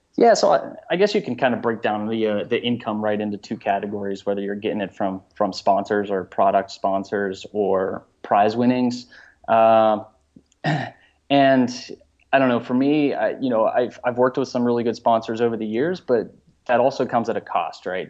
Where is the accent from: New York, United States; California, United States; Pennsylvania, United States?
Pennsylvania, United States; Pittsburgh; born and raised in Pittsburgh, uh, huge Pittsburgh sports fan